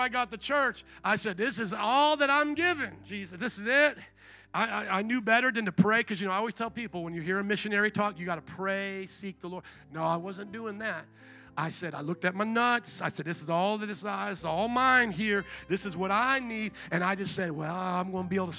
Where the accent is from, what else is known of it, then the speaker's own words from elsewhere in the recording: Midwest, United States; also born or lived in New Orleans, Louisiana; now in Chicago, United States; I had been born and raised in the Midwest